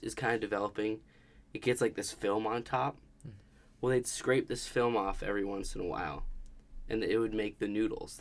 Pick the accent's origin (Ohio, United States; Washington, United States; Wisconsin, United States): Wisconsin, United States; I grew up in Wisconsin